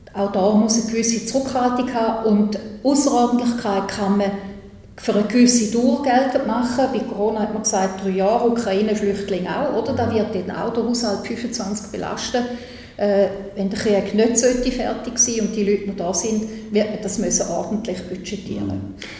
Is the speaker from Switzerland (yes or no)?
yes; St. Gallen, Switzerland; ich komme ja aus dem Kanton St. Gallen